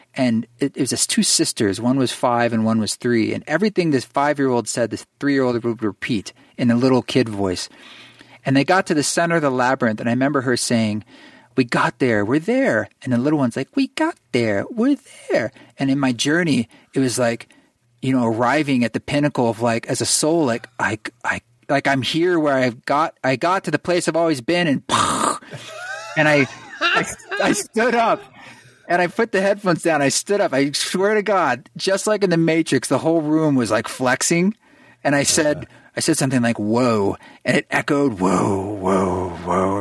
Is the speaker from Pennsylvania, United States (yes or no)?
no; Oregon, United States; moved away; I grew up in Oregon